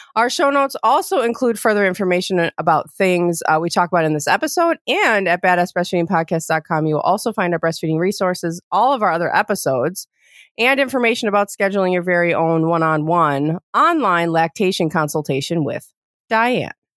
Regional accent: Ohio, United States; I was born in Ohio

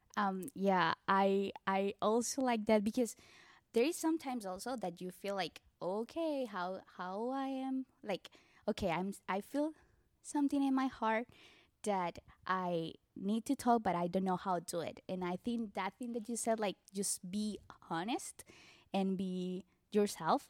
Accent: Barranquilla, Atlántico, Colombia; first language Spanish; English is a second language; moved away as an adult; also born or lived in Mexico; I'm from Barranquilla, Colombia. Uh, we speak Spanish, definitely

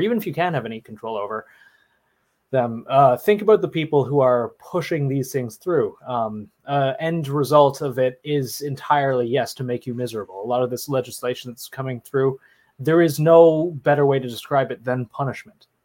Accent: Canada; do not judge me for being Canadian

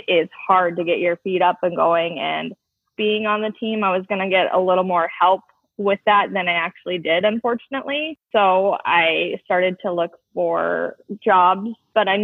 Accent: Fargo, North Dakota, United States; also born or lived in Minneapolis; Yes, I was born and raised in Fargo. I went to West Fargo High School.

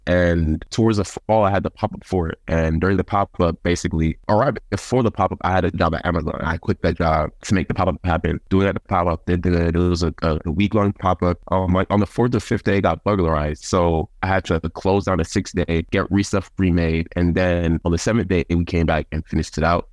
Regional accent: Covington, Georgia, United States; also born or lived in Bronx, New York; I'm from the Bronx, New York, and I moved to Covington, Georgia in 2007

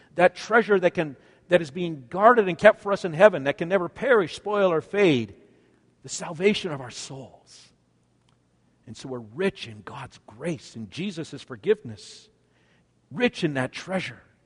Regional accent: Canada; I'm a Canadian. for I was born in Canada

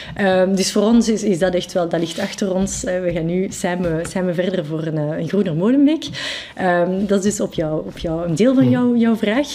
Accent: Brussels, Brussels-Capital Region, Belgium; first language French; Dutch is a second language; ik, ik, ben Brusselaar. Ik, mhm. identificeer me ook als, als Brusselaar

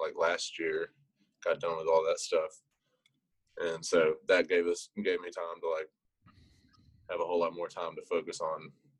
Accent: Paris, Texas, United States; moved away as an adult; also born or lived in Sulphur Springs, Texas; now in Lubbock, United States; But I'm originally from Northeast Texas, up in Paris, and also claim Sulphur Springs a little bit too, because I went to school out in Yanis for 2 years, so I know some folks out in that direction also. But I live in Lubbock now. I've been there for about 3 years now

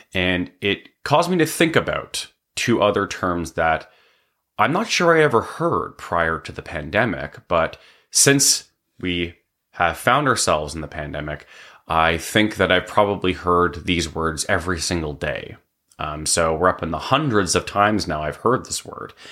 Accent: Canada

